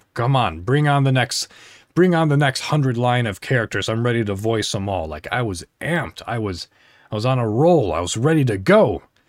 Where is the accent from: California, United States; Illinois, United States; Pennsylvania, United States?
Illinois, United States; moved away as an adult; now in Indiana, United States; I'm an American. I live in Indiana. So, I celebrate Thanksgiving. So, I drove to my hometown in Illinois